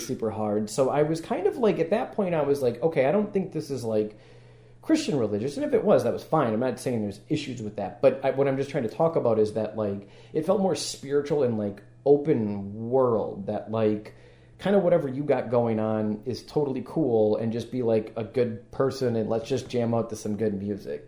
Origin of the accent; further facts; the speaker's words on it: Madison, Wisconsin, United States; now in Chicago, United States; I'm originally from Wisconsin